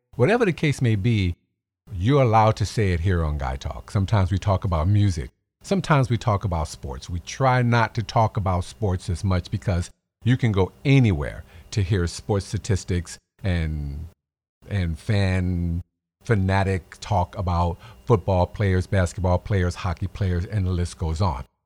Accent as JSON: {"language": "English", "town": "Chicago", "region": "Illinois", "country": "United States", "said": "I'm from Chicago"}